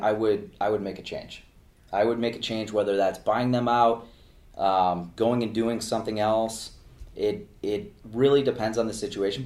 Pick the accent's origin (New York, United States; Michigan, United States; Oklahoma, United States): Michigan, United States; Detroit; moved away as an adult; now in Arizona, United States; I'm from Detroit, very close to where …'s from, and I grew up in a family business. So my dad owned a window replacement company in Metro Detroit